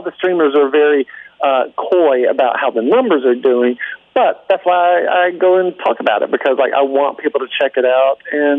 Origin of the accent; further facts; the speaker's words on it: Georgia, United States; accent: southern; I'm from Georgia.